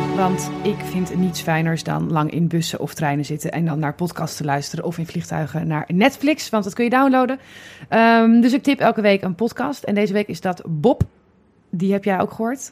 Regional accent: Amsterdam, North Holland, Netherlands; ik als Amsterdammer

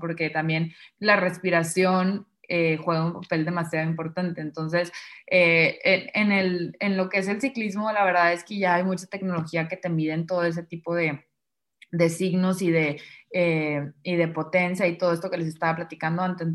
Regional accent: Monterrey, Nuevo León, Mexico; soy de Monterrey

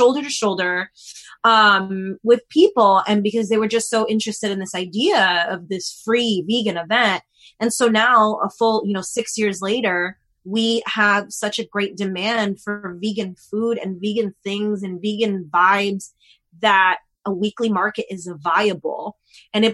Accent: New York, United States; moved away as an adult; now in Los Angeles, United States; I'm originally from New York, and growing up in New York, you know, we have street fairs all the time

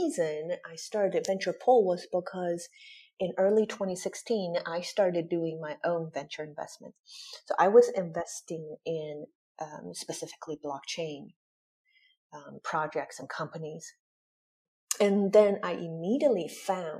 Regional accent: Michigan, United States; moved away as an adult; also born or lived in Taiwan / Chicago / Hong Kong; now in Zurich, Switzerland; I grew up in Michigan

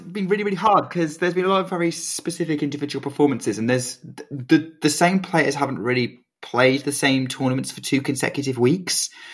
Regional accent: United Kingdom; as a Brit

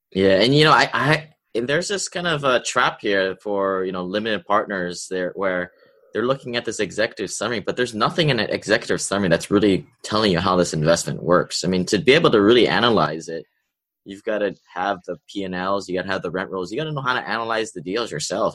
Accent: Hawaii, United States; me growing up in Hawaii, of all places, there's a big wealth divide here

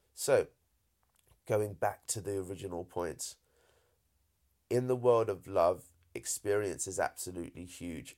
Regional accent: United Kingdom; accent: British; as British as I sound, my folks, uh, are Indian

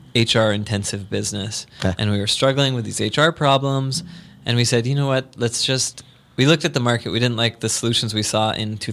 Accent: United States; I'm American.

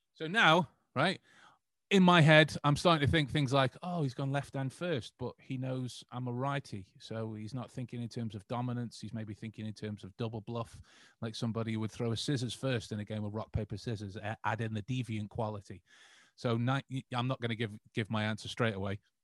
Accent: England, United Kingdom; we we are proud English men

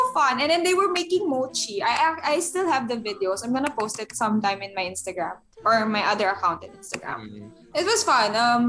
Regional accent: Zama, Kanagawa, Japan; English is a second language; Because I'm from Zama, so my commute is technically 1 hour.

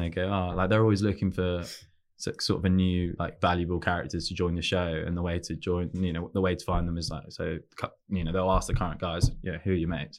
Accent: London, United Kingdom; also born or lived in Newcastle; we're from around Chelsea and, and that area

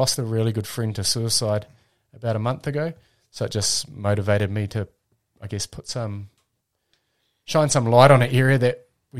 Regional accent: Wairarapa, Napier, Hawke's Bay, Wellington, New Zealand; I was born in the Wairarapa and lived there till the age of 10, and then we moved to Napier

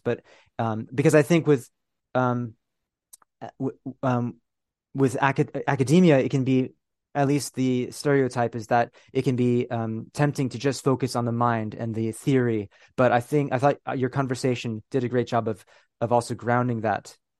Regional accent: California, United States; moved away as an adult; also born or lived in Philippines; now in United Kingdom; I was born, y, you know, in, in, um, the Philippines. I grew up in California. I'm now living in the United Kingdom.

